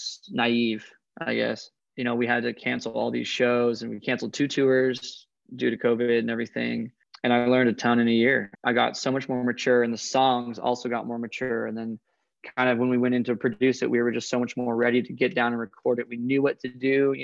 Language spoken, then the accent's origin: English; Coeur d'Alene, Idaho, United States; There's 40 lakes within 40 miles of where I grew up